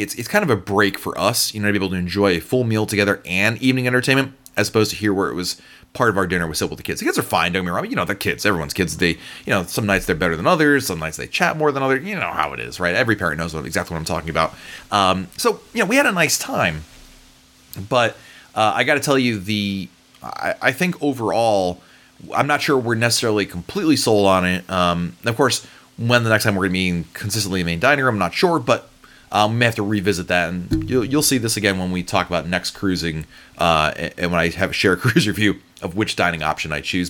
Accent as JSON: {"language": "English", "region": "the North", "country": "United States", "tie": "born or raised there", "said": "I grew up in the North. Barbecue is not a big thing up there"}